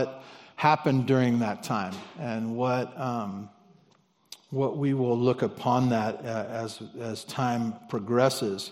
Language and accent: English; Santa Barbara, California, United States; my grandparents that I grew up with in Santa Barbara